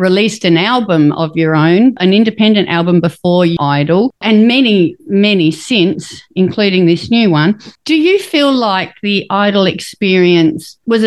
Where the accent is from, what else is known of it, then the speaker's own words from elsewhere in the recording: Windvale, South Australia, Australia; I'm from Windvale. The Teacher Plaza was my local shopping centre